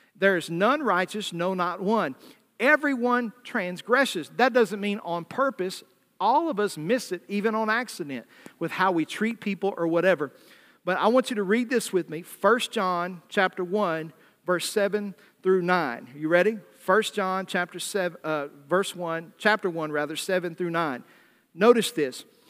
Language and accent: English; the South, United States; accent: Southern; moved away; I was raised in the South